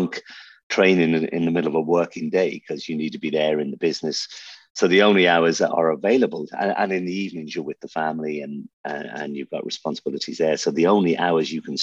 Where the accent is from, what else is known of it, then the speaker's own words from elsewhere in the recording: Buncrana, County Donegal, Ireland; accent: Irish; also born or lived in Birmingham, England; now in Dubai, United Arab Emirates; we landed in Donegal, which a place called Buncrana